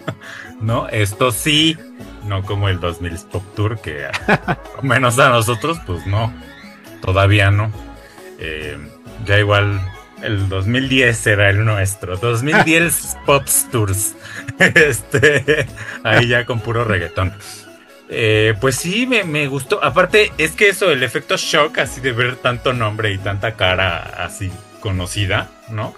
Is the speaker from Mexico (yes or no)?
yes; Mexico City, Mexico; como citadino, como chilango.